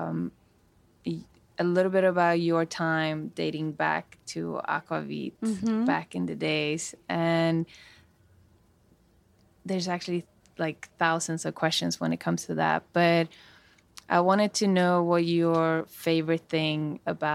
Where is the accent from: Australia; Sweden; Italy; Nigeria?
Sweden; Falkenberg, Halland County; moved away as an adult; now in United States; Growing up in Falkenberg, which it's actually our stream that goes through it as a salmon fishing. So I grew up fishing salmon as a kid.